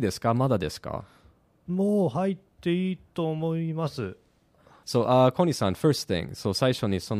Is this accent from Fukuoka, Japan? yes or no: no; Hyogo, Japan; born or raised there